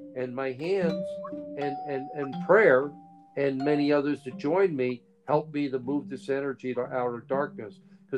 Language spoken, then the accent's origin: English; Hawaii, United States; I came all the way from Hawaii, you know, to go to Denmark and Sweden to help out for 2 years.